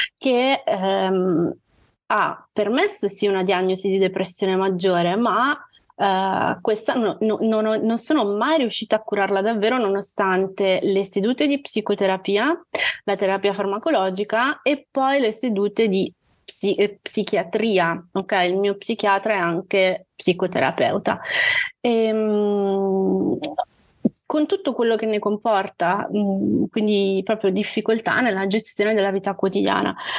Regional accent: Calabria, Italy; moved away as an adult; now in Milan, Italy; vivo a Milano, ma sono calabrese. Vivo a Milano ormai da quasi 18 anni. Mi sono trasferita qui per gli studi universitari

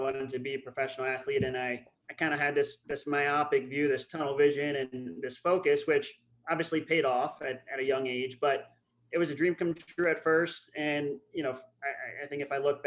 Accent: Upper Dublin, Pennsylvania, United States; moved away as an adult; also born or lived in Germany / Colorado; I grew up in Upper Dublin, as you said. Kind of lived there most of my childhood

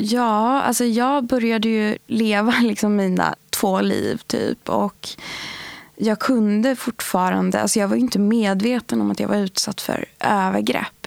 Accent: outside Sundsvall, Norrland, Västernorrland County, Sweden; jag är uppvuxen utanför Sundsvall med föräldrar som har rötter i Iran och Irak.

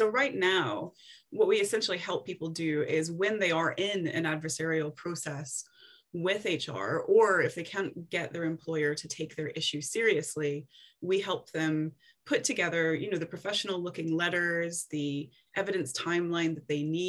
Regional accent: Tennessee, United States; moved away as an adult; now in Scotland, United Kingdom; So I'm originally from Tennessee, and I moved over to Scotland first to do my master's degree. And then I liked it so much, I decided to stay.

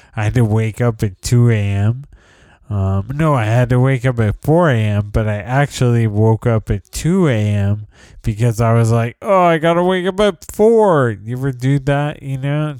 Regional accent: San Jose, California, United States; moved away as an adult; also born or lived in New York City, United States; now in San Leandro, United States; I moved back to San Jose in 2012

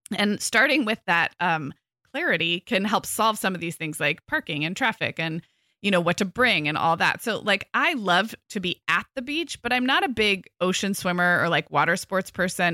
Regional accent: Santa Barbara, California, United States; moved away as an adult; also born or lived in Orange County; I recently moved back to my hometown, so I grew up in Santa Barbara

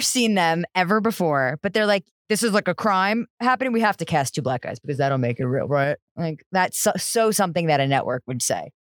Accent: New Jersey, United States; I'm from New Jersey

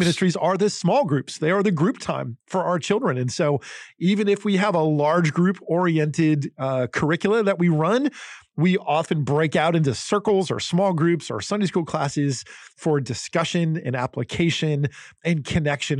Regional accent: Northeast, United States; I grew up in the Northeast in New Jersey and Pennsylvania

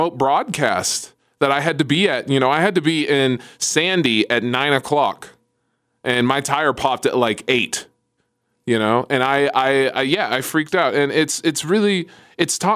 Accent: Jamaica; I'm Jamaican

